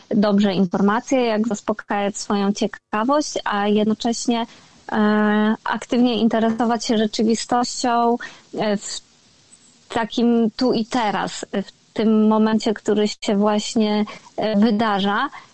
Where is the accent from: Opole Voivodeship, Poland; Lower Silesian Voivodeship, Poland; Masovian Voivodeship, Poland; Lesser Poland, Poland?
Lower Silesian Voivodeship, Poland; Jelenia Góra; moved away as an adult; also born or lived in Wrocław / Kraków; pochodzę z Jeleniej Góry, więc to jest takie moje najbliższe, duże miasto, do którego e, wyjeżdża się na studia, jak się mieszka w Jeleniej Górze.